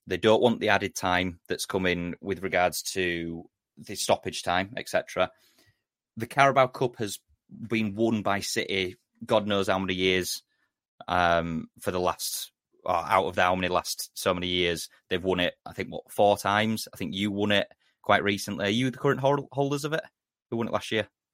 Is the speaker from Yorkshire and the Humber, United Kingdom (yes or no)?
yes; Yorkshire and the Humber, United Kingdom; I'm a Yorkshireman